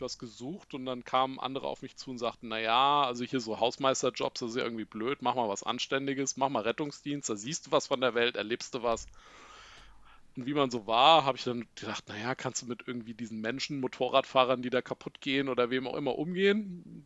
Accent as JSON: {"language": "German", "town": "Giessen", "region": "Hesse", "country": "Germany", "tie": "born or raised there", "lives_now": "Langgöns, Germany", "said": "ich komme tatsächlich hier aus Gießen. Da bin ich geboren, da habe ich auch lange gewohnt"}